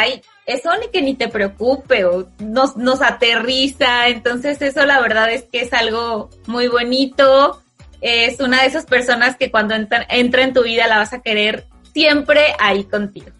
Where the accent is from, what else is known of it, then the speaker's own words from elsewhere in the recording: Mexico; como mexicano